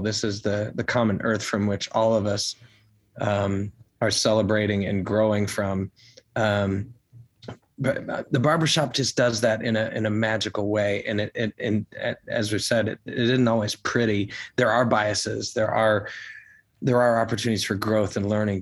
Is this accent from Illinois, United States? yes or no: yes; Chicago, Illinois, United States; now in Nashville, United States; I'm from the Chicago area originally